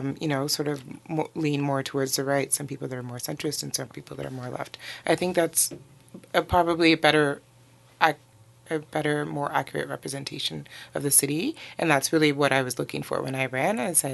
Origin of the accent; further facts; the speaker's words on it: Nigeria; born there; also born or lived in Benin / Togo / Burkina Faso / Guinea; So born in Nigeria. My family moved around a lot in West Africa. So I've lived in a number of countries. So Benin, Togo, Burkina Faso, Guinea, Conakry